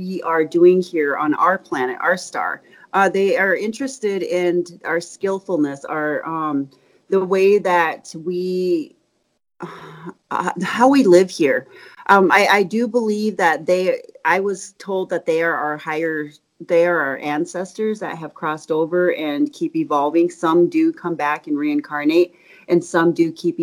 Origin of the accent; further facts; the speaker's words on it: Spearfish, South Dakota, United States; I'm from Spearfish, South Dakota. It's in the Black Hills